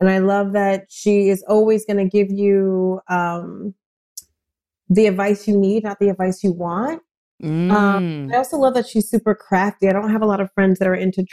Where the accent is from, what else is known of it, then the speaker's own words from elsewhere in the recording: New Jersey, United States; I'm from Jersey